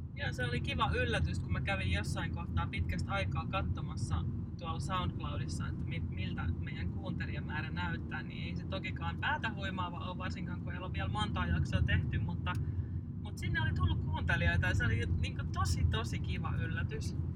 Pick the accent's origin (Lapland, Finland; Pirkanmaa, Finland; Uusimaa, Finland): Uusimaa, Finland; Hyvinkää; also born or lived in Kerava; olemme Hyvinkäältä kotoisin ja meillä on sukulaisia asunut täällä järven päässä, niin nämä on jotenkin semmoisia tuttuja lapsuuden maisemia